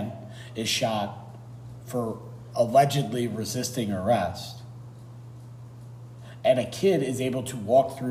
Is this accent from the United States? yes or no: yes; United States; as an American